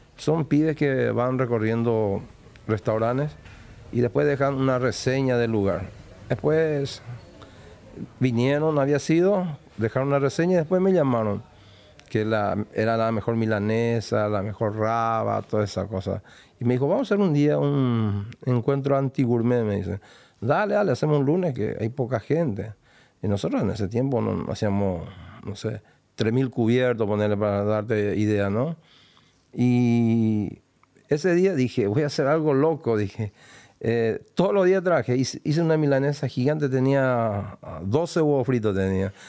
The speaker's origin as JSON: {"language": "Spanish", "region": "Paraguarí", "country": "Paraguay", "tie": "born or raised there", "moved": "yes", "lives_now": "Buenos Aires, Argentina", "said": "Yo soy de Paraguarí, una ciudad, ponele 60 kilómetros de Asunción"}